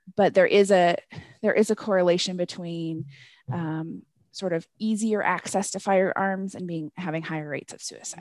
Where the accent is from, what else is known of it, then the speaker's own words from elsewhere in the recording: Northwest, United States; moved away as an adult; now in Colorado, United States; I'm originally from the Northwest